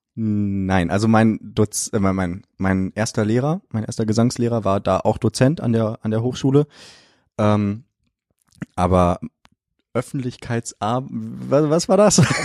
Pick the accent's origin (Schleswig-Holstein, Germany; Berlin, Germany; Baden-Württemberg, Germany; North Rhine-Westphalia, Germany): North Rhine-Westphalia, Germany; Detmold; now in Cologne, Germany; ich komme aus Detmold. Äh, das ist eine kleine Stadt bei Bielefeld.